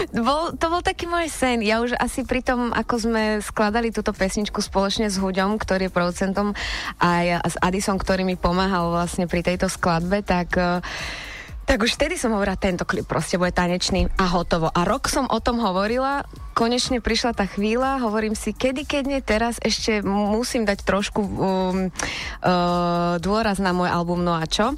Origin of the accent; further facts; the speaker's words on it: Trnava, Trnava Region, Slovakia; u nás v Trnave